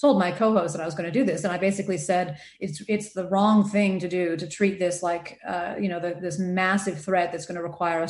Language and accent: English; United States; accent: American; moved away as an adult; also born or lived in Adelaide, Australia; now in Sydney, Australia; I'm American, as you can probably tell from the accent